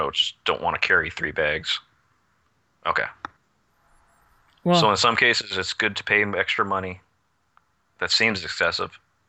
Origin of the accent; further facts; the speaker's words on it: Canada; I'm from Canada, damn it.